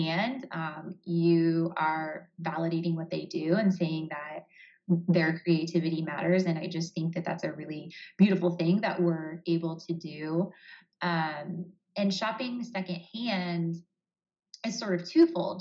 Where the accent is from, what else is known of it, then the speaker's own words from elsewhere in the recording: Columbus, Ohio, United States; I'm from Columbus, Ohio